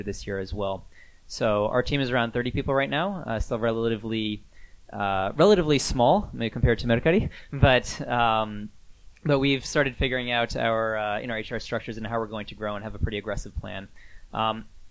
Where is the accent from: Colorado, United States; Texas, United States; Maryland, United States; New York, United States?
New York, United States; moved away as an adult; also born or lived in California; now in Japan; I grew up in the U.S., born and raised in New York